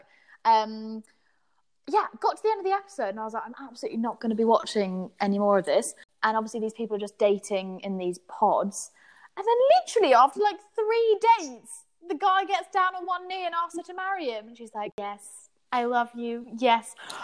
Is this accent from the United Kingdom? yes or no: yes; England, United Kingdom; as English people